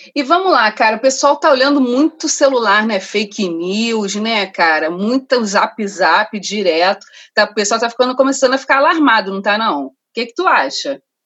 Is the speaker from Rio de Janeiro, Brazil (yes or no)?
yes; Rio de Janeiro, Brazil; also born or lived in Rocinha, Rio de Janeiro; cria de Madureira e moradora do Parque da Cidade Rocinha, Gávea, Rio de Janeiro